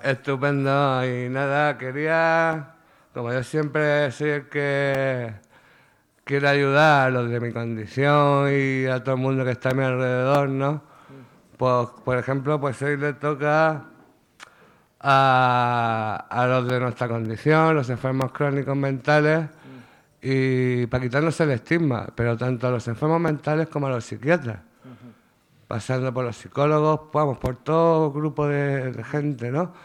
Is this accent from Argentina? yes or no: no; Murcia, Region of Murcia, Spain; soy de Cabo Torres